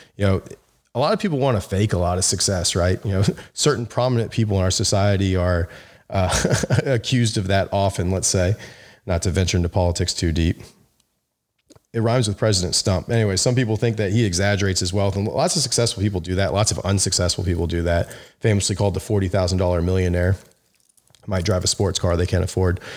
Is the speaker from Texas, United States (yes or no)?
no; Memphis, Tennessee, United States; I'm from Memphis